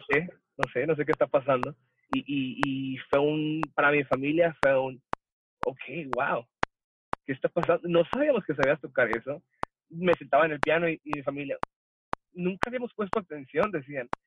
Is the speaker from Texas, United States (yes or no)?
yes; El Paso, Texas, United States; moved away as an adult; also born or lived in Ciudad Juárez, Chihuahua, Mexico / California / Nogales, Sonora, Mexico; now in Mexico; yo soy nacido en Ciudad Juárez, Chihuahua, la mejor ciudad del mundo, aunque no crecí ahí. Este, probablemente a la edad de los cinco años, mi familia se mueve a la ciudad del Paso, Texas